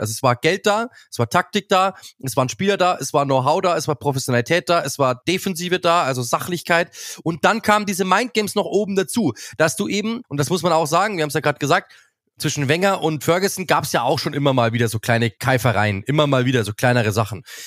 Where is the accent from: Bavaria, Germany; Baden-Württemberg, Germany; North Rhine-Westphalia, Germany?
Bavaria, Germany; Munich; ich komme aus München